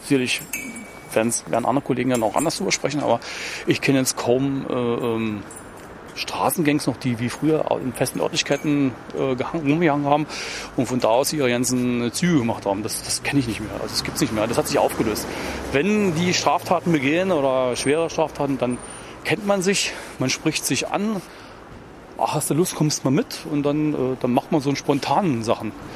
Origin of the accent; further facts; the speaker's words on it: Thuringia, Germany; moved away as an adult; now in Berlin, Germany; ich stamme aus Thüringen.